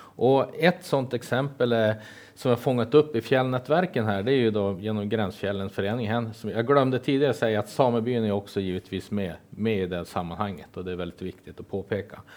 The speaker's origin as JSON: {"language": "Swedish", "town": "Kiruna", "region": "Norrbotten County", "country": "Sweden", "tie": "born or raised there", "moved": "yes", "lives_now": "Jämtland, Sweden", "said": "jag såg ingen riktig barrskog förrän jag var tre år eftersom jag föddes upp i Kiruna"}